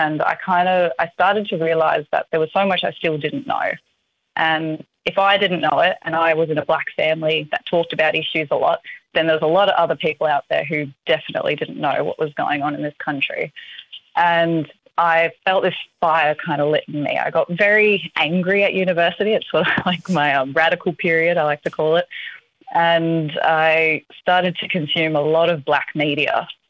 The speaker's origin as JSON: {"language": "English", "town": "Melbourne", "region": "Victoria", "country": "Australia", "tie": "born there", "also_born_or_lived": "Northern Territory", "said": "I was born in Melbourne."}